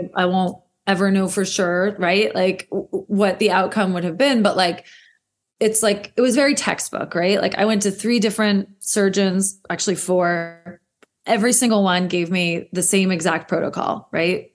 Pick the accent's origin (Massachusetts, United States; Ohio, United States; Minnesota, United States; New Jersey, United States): New Jersey, United States; moved away as an adult; also born or lived in New York City; I am from New Jersey and never thought I would move back here like most of us